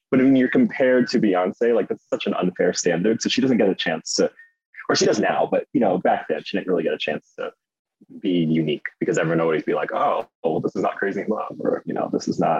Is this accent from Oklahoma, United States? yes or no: yes; Oklahoma City, Oklahoma, United States; born or raised there